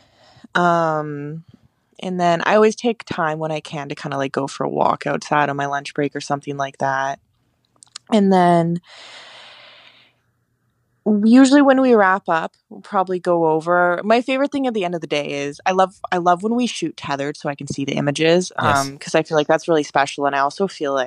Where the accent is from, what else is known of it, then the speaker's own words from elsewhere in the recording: Victoria, British Columbia, Canada; also born or lived in Toronto; I was born in Canada. I was born in a place called Victoria, BC.